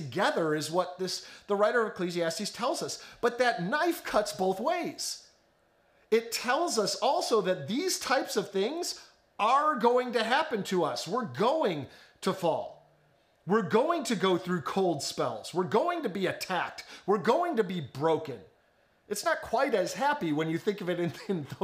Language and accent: English; the Chicago suburbs, Illinois, United States; moved away; growing up in the Chicago suburbs